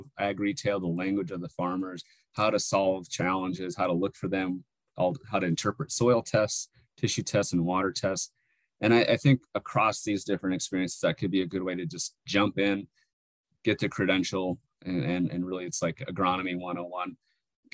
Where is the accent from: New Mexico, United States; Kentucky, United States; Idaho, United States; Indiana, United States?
New Mexico, United States; Northwest; moved away as an adult; also born or lived in Alaska / California; now in Arizona, United States; I grew up in Northwest New Mexico at around almost 7,000 feet elevation